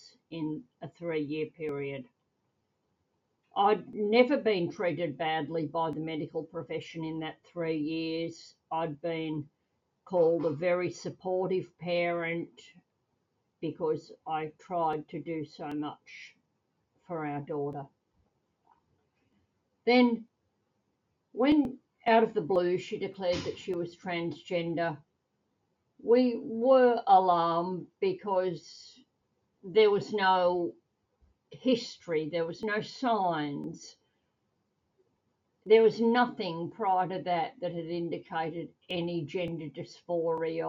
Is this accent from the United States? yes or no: no; Australia; I'm a mum from Australia.